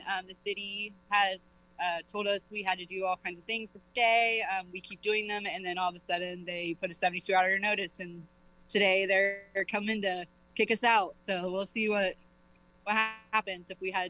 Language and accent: English; Georgia, United States; moved away as an adult; now in New Haven, United States; I'm originally from Georgia. I came here because my husband's father is ill and his family is here. And we've kind of made a home here